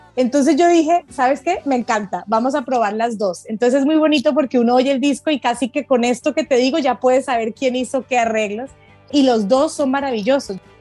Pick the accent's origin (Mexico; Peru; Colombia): Colombia; que no tenemos en Colombia